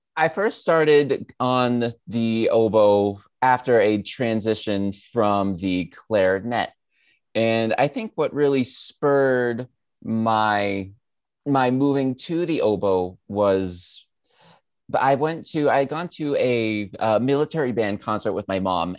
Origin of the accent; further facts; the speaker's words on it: Southern New Hampshire, United States; growing up in Southern New Hampshire